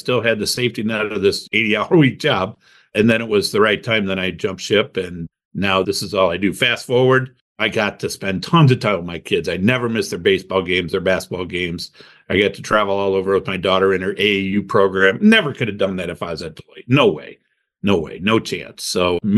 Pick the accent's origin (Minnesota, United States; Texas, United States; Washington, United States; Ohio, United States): Ohio, United States; Toledo; also born or lived in Cleveland, Ohio; I grew up in Toledo, Ohio